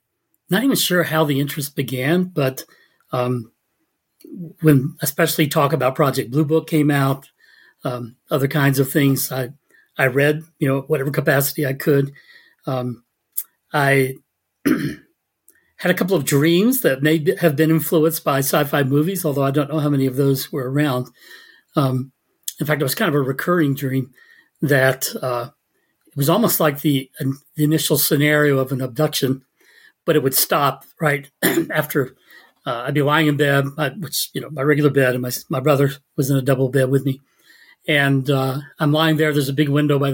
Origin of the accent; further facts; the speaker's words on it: Savannah, Georgia, United States; I grew up in Savannah, Georgia. That's where I was born